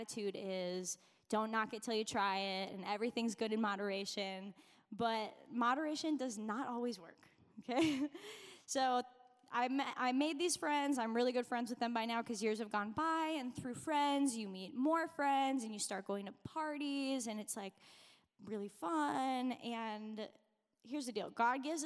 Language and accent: English; Minnesota, United States; I grew up in Minnesota, honestly, like just down the road from here